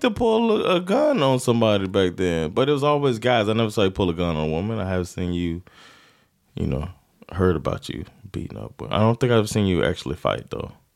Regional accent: South Florida, United States; also born or lived in Sweden; now in Stockholm, Sweden; we're from South Florida

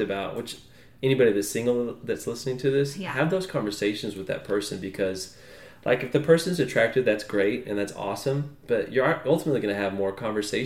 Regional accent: Texas, United States; moved away as an adult; also born or lived in Australia

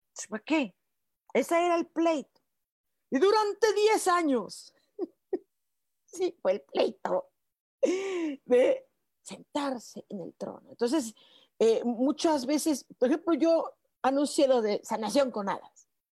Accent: Mexico; como decimos mexicanos

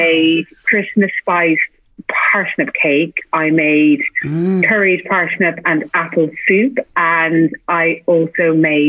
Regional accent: Ireland; accent: Irish; my Irish accent

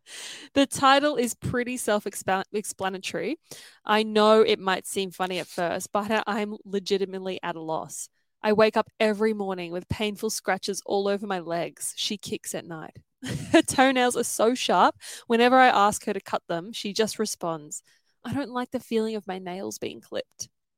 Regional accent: Papua New Guinea; So it was pretty very different from growing up anywhere in the first world because it's a third world country, and I didn't know any different because obviously I was born there.

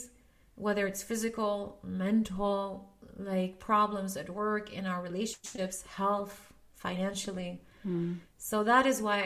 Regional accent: Sweden; also born or lived in Lebanon; I'm born in Lebanon, but I grew up in Sweden.

